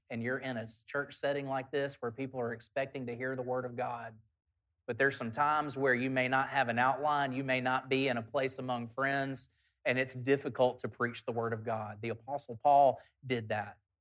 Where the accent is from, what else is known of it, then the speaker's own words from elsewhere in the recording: South Alabama, United States; In the church that I grew up at in South Alabama